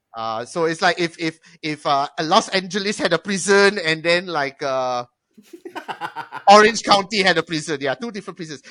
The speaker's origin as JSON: {"language": "English", "country": "Malaysia", "said": "I'm Malaysian"}